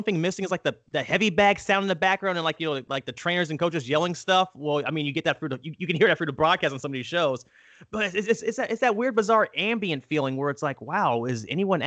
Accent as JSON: {"language": "English", "country": "United States", "said": "we're Americans"}